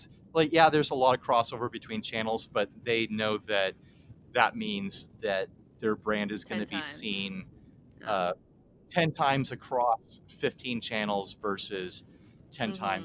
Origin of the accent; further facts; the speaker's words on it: United States; We're American white men.